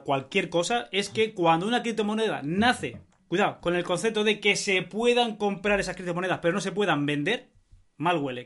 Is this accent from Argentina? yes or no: no; Spain; yo soy español